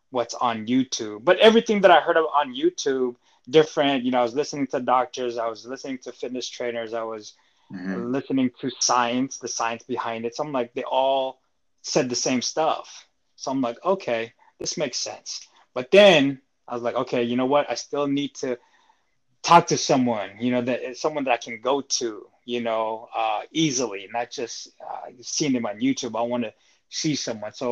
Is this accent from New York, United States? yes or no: no; Seattle, Washington, United States; also born or lived in Philippines; I'm from Seattle. I was born in the Philippines, came here, and lived here since.